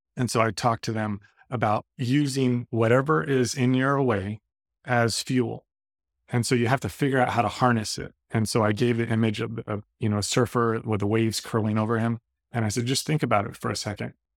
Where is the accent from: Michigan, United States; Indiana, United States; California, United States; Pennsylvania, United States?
California, United States; Redondo Beach; I'm from Redondo Beach